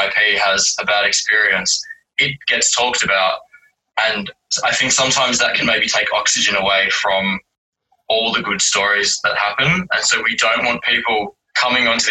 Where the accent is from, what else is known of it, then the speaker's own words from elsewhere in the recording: Werribee, Victoria, Australia; now in Melbourne, Australia; I grew up in Werribee